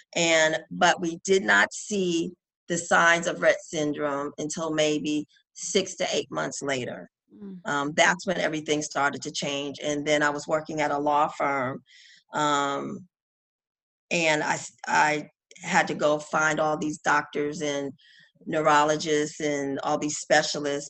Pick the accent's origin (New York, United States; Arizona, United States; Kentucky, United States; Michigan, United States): New York, United States; as a New Yorker